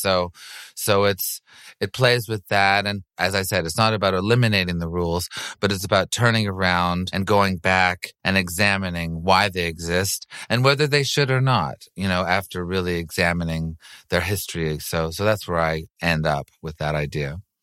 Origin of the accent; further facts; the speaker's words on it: Montreal, Quebec, Canada; moved away; I grew up in Montreal and I speak French